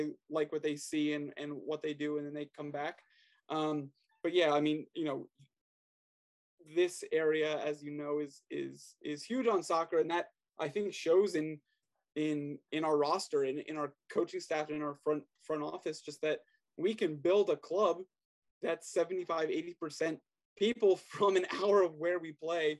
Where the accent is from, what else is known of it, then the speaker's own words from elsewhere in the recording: Maryland, United States; also born or lived in Pennsylvania; I was born and raised in Maryland. Only time I've left is go to college, and I was in Pennsylvania, about an hour north